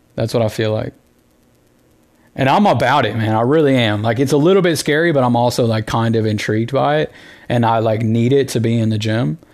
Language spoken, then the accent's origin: English; the South, United States; Growing up in the South